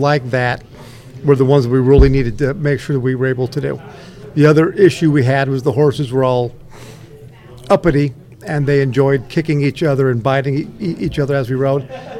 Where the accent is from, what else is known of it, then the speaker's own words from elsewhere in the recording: Oregon, United States; I grew up in Oregon.